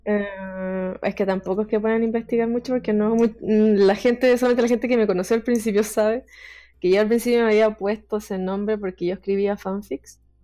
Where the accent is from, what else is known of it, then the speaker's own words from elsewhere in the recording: Chile; soy chilena